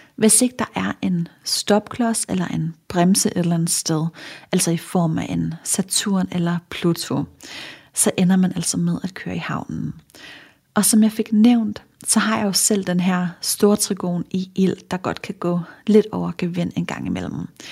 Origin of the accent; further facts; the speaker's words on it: Funen, Southern Denmark, Denmark; nu er jeg fra Fyn